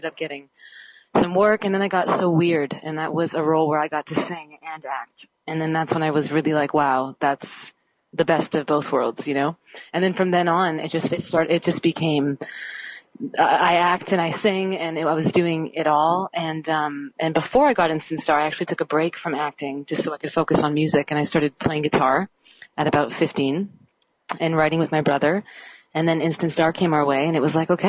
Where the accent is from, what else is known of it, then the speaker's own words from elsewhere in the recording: Canada; I'm Canadian.